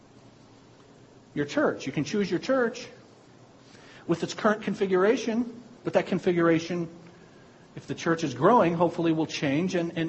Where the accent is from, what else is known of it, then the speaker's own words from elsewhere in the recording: United States; I was born in America.